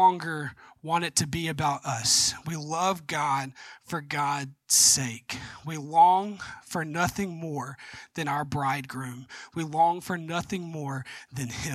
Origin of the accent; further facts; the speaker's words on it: Georgia, United States; I'm from Georgia